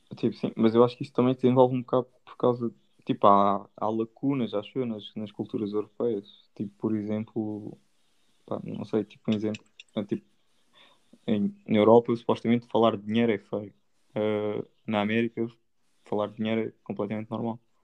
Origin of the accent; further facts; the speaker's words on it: Portugal; somos portugueses